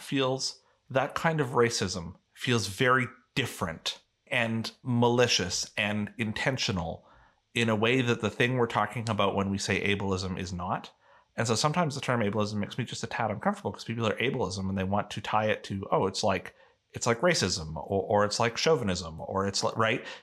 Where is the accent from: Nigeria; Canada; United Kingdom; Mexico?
Canada; I am a Canadian